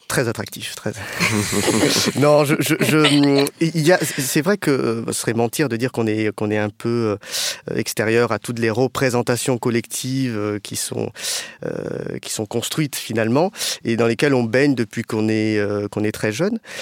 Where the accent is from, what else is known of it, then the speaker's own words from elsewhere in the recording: France; je suis euh, franco-cambodgien, donc j'ai des origines cambodgiennes